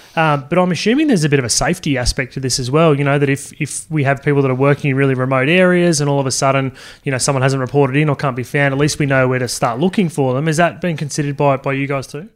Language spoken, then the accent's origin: English; Sydney, New South Wales, Australia; I grew up in Sydney